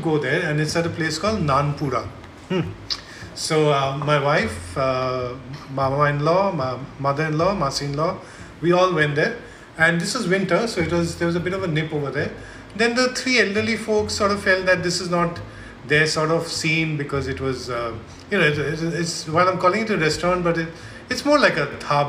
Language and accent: English; Mumbai, Maharashtra, India; also born or lived in Kolkata; we are from Mumbai, so we are not really used to cold